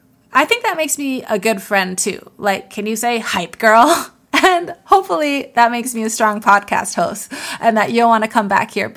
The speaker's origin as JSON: {"language": "English", "region": "New York", "country": "United States", "said": "Remember when I said I was from New York? And then I said upstate New York? My very first job was on a dairy farm."}